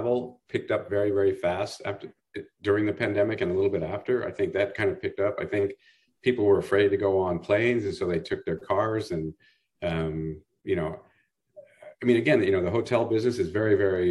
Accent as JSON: {"language": "English", "town": "Burlingame", "region": "California", "country": "United States", "tie": "born or raised there", "moved": "yes", "lives_now": "Santa Barbara, United States", "said": "I grew up in Burlingame, you know, up in the Bay Area"}